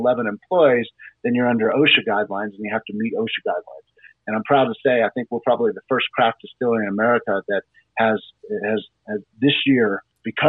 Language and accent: English; Houston, Texas, United States; also born or lived in Bremerton, Washington / Boston, Massachusetts / Dallas, Texas; So I grew up in Houston. I was in Houston from basically the second grade all the way up until high school, and then went to high school in Dallas